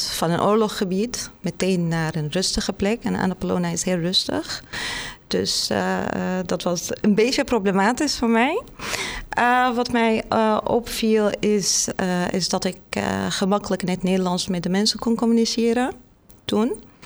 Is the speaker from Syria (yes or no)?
yes; Damascus, Damascus Governorate, Syria; Dutch is a second language; moved away as an adult; now in Netherlands; ik kom uit Syrië, uit Damascus, de hoofdstad om mhm. precies te zijn